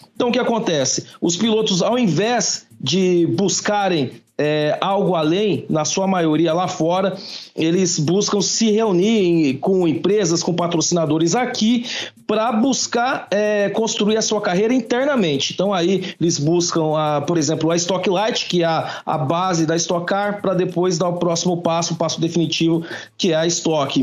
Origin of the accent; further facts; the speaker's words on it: Campinas, São Paulo, Brazil; sou de Campinas